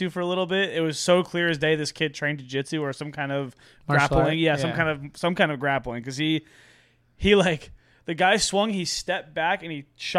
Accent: San Diego, California, United States; That was the first time when I really realized that, like, San Diego was a cool place. Like, because for us, like, that, like, for me, this is home. Like, I grew up here

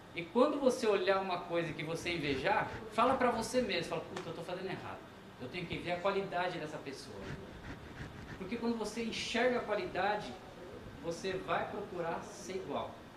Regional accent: Brazil; nós brasileiros

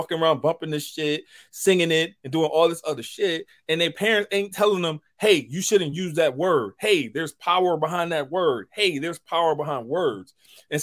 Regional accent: the South, United States; I grew up in the South

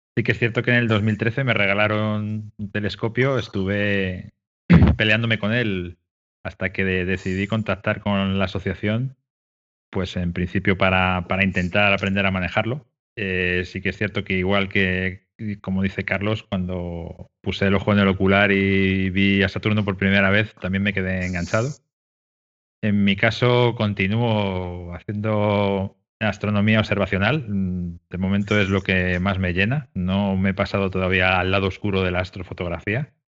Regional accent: Madrid, Community of Madrid, Spain; yo soy de Madrid, ¿eh? de Madrid capital

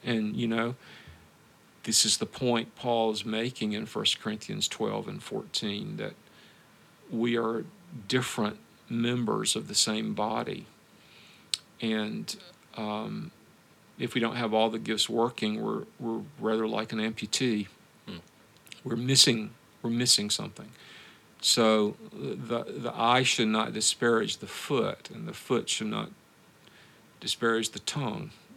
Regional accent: the American South, United States; moved away as an adult; also born or lived in Moscow, Russia; now in Memphis, United States; I'm a southerner

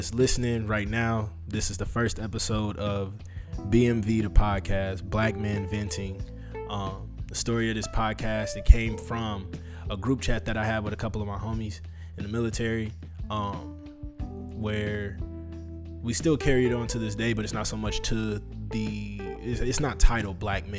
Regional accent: North Chicago, Illinois, United States; also born or lived in Waukegan / Zion / Toledo / East Cleveland; I grew up in Lake County, Illinois, North Chicago specifically. I moved between North Chicago, Waukegan, Zion. I also lived in Ohio, Toledo, East Cleveland, and I graduated high school in Kenosha.

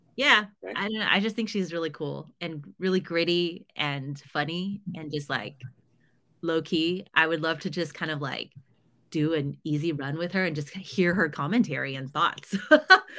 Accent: United States; I struggled a lot as an Asian American

